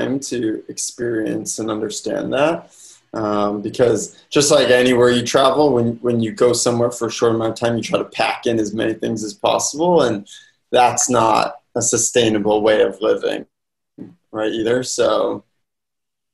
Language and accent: English; Boston, Massachusetts, United States; I'm originally from Boston, Chestnut Hill to be exact